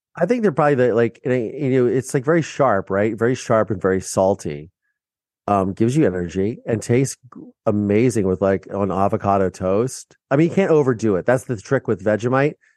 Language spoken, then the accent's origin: English; Mansfield, Ohio, United States; moved away; my small town in Mansfield, Ohio